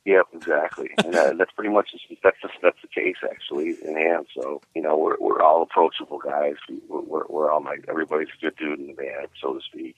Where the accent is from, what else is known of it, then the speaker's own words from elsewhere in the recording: Cleveland, Ohio, United States; moved away as an adult; now in Florida, United States; I was born and raised in Cleveland